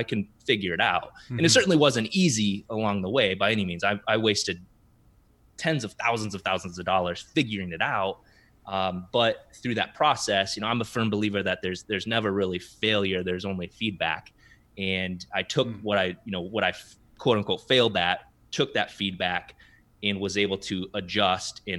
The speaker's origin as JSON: {"language": "English", "region": "South Dakota", "country": "United States", "tie": "born or raised there", "moved": "as an adult", "lives_now": "Minneapolis, United States", "said": "growing up in South Dakota"}